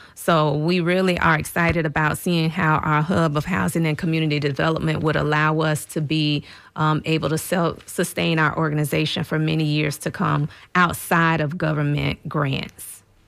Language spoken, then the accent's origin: English; St. Petersburg, Florida, United States; having grown up as a native in St. Petersburg